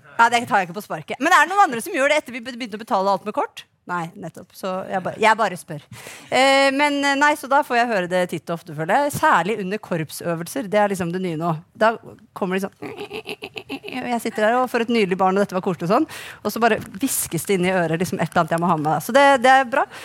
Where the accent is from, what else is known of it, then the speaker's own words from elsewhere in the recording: Akershus, Norway; vi er jo fra Akershus